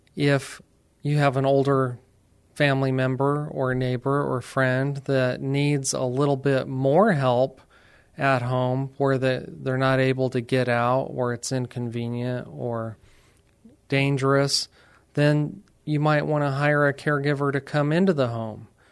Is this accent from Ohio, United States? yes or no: no; Alamogordo, New Mexico, United States; moved away as an adult; now in San Antonio, United States; we decided to stay here instead of returning to our hometown in New Mexico.